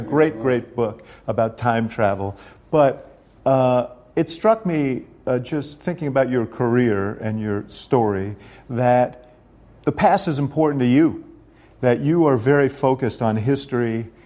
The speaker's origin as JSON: {"language": "English", "region": "New York", "country": "United States", "tie": "born or raised there", "said": "a little housing development where I grew up in New York"}